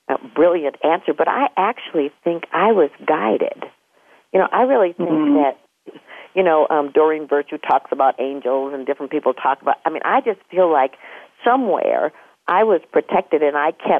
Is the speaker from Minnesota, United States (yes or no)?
yes; Minneapolis, Minnesota, United States; I was born in Minneapolis